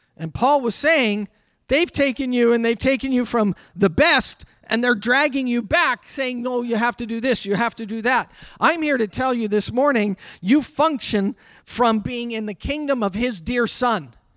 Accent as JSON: {"language": "English", "country": "Canada", "said": "I'm a Canadian"}